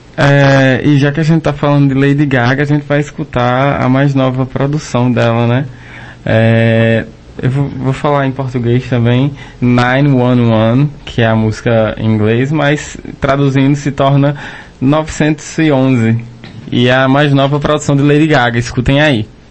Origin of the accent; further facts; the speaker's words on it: Toritama, Pernambuco, Brazil; Eu sou de Toritama